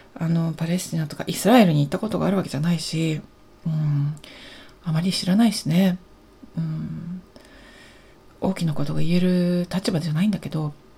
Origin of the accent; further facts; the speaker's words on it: Japan; 私たちの日本人私